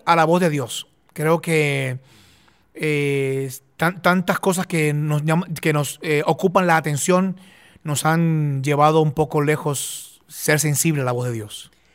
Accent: Puerto Rico; yo soy de Puerto Rico, no soy de, no soy de, Israel

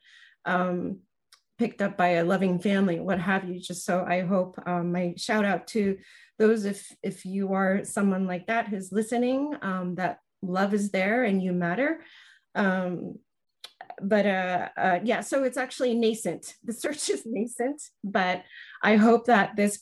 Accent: Tokyo, Japan; moved away as an adult; also born or lived in New Jersey, United States; now in Seattle, United States; all my adolescence, I grew up in Tokyo

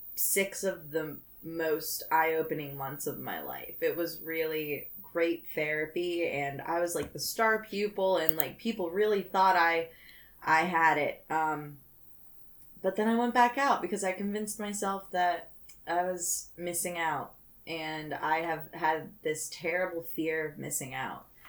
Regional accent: Pittsburgh, Pennsylvania, United States; I grew up in Pittsburgh

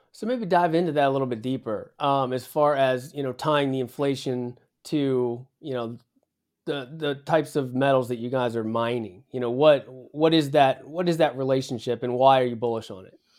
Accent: West Virginia, United States; I'm from West Virginia, so we're used to mining coal

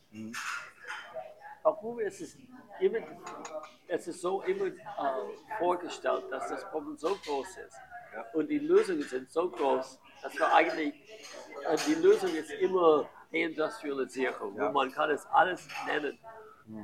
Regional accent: United States; German is a second language; moved away as an adult; also born or lived in Tallinn; now in Germany

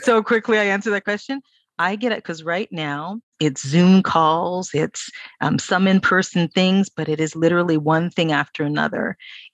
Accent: Toronto, Ontario, Canada; born and raised in Toronto

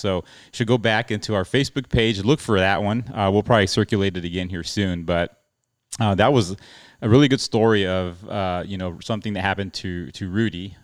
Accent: El Paso, Texas, United States; I'm from El Paso, Texas

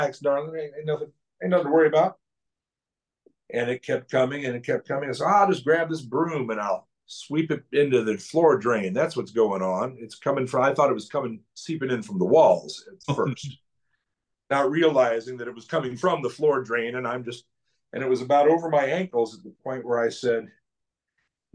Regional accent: St. Louis, Missouri, United States; now in Skokie, United States; I'm from St. Louis

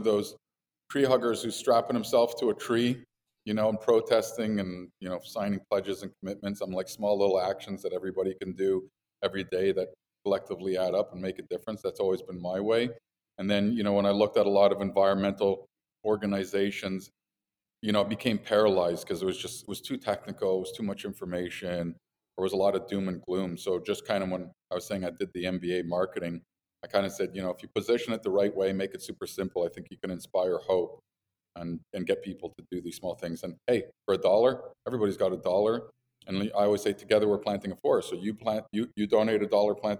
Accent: Montreal, Quebec, Canada; also born or lived in United States / Colorado; Montreal. Grew up here, but lived in the States for 10 years.

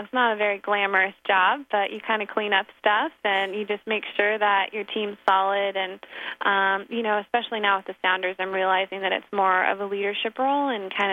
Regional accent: Sacramento, California, United States; I grew up down in Sacramento

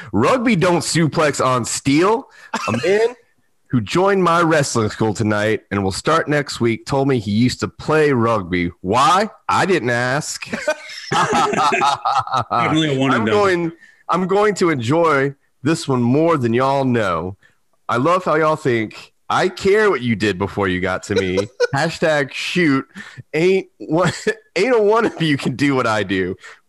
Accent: the South, United States; Because I'm from the South.

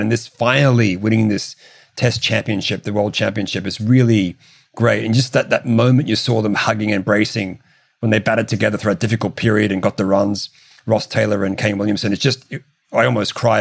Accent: Australia; I'm an Australian

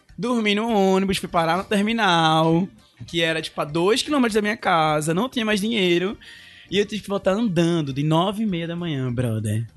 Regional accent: Olinda, Pernambuco, Brazil; moved away as an adult; also born or lived in Recife; now in Fortaleza, Brazil; eu sou de Olinda, na realidade

